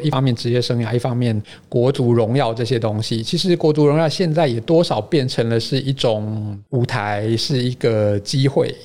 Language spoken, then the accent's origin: Chinese; Taiwan; 我们台湾人做事哦，多少都是事到临头了